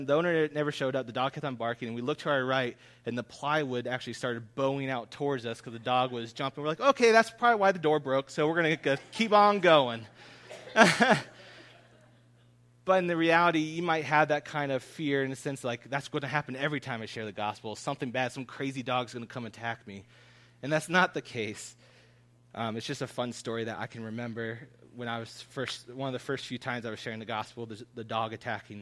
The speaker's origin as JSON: {"language": "English", "town": "Columbus", "region": "Ohio", "country": "United States", "tie": "born or raised there", "said": "I grew up in Columbus"}